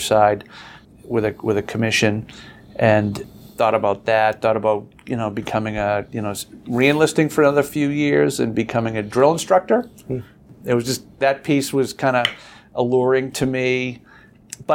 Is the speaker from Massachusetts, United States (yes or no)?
yes; Boston, Massachusetts, United States; accent: Boston; I grew up in the Boston area, and so I was the guy from Boston with the accent